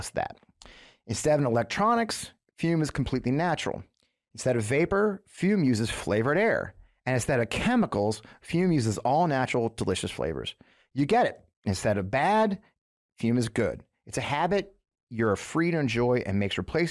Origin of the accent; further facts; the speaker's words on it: Missouri, United States; I grew up here in Missouri.